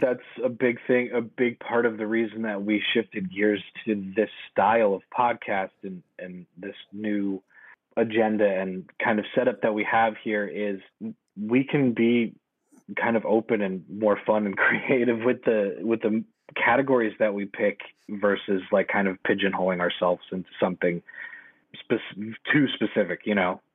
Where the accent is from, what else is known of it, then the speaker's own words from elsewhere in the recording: East Coast, United States; now in West Coast, United States; who grew up, born and raised on the East Coast